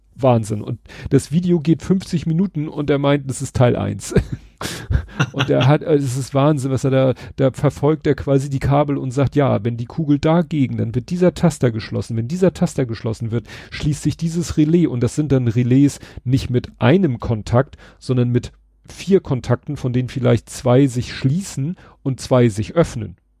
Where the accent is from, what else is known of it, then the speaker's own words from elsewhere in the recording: Hamburg, Germany; ich bin Hamburger oder wir sind alle Hamburger